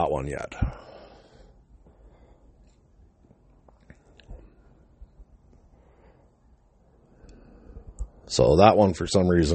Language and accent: English; British Columbia, Canada; away from my hometown in BC